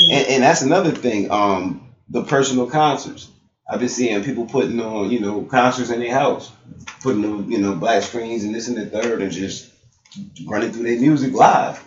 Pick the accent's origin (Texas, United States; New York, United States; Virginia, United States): New York, United States; Buffalo; I grew up in like the Perrys and the mm-hmm. Langfield